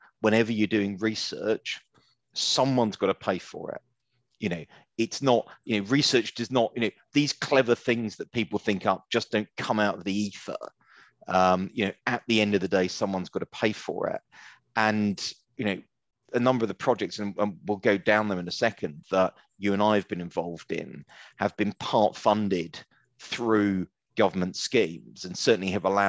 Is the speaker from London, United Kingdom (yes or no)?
yes; Romford, London, United Kingdom; I grew up in Romford